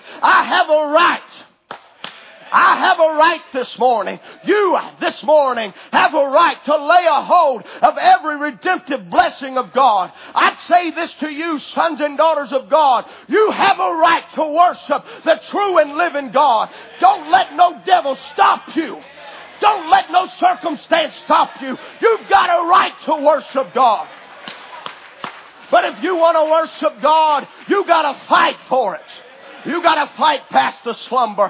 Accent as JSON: {"language": "English", "country": "United States", "said": "I, as an American citizen, I have certain rights"}